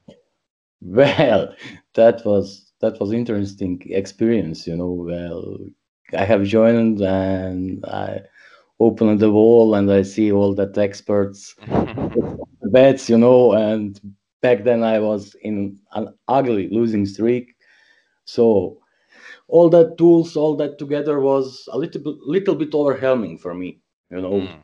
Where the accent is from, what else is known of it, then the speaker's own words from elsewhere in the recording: Zagreb, City of Zagreb, Croatia; English is a second language; moved away as an adult; also born or lived in Bosnia; now in Germany; I am born in small village in Bosnia. I was raised in Zagreb. That's the main capital of Croatia.